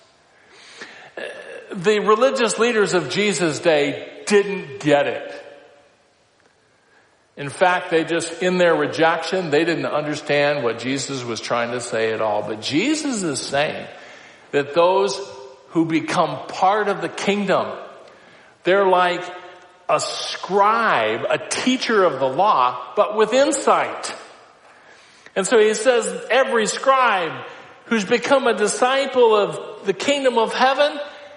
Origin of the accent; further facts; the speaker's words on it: Iowa, United States; I grew up in Iowa